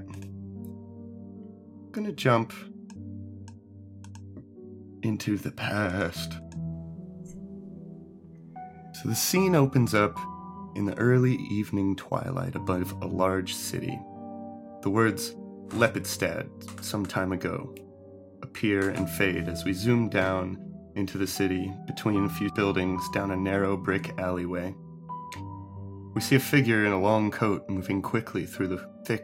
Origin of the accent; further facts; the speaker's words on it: St. Petersburg, Florida, United States; back home, where we grew up in Florida in St. Pete